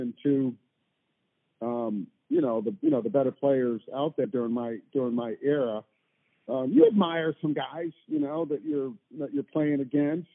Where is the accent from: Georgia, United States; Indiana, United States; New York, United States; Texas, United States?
New York, United States; near Hobart and Cornell; I grew up like an hour or so south of Hobart. I grew up probably 35, 40 minutes from Cornell